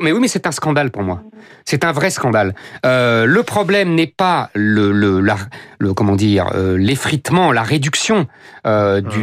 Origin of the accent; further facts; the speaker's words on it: France; on s'est tous retrouvés catholiques euh, parce qu'on est français.